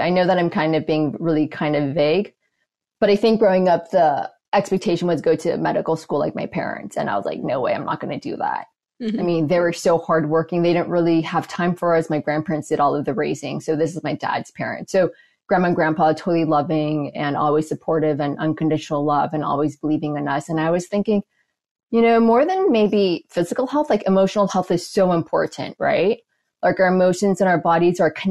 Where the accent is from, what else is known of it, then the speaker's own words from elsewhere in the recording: Los Angeles, California, United States; we grew up going to church, Presbyterian church in Los Angeles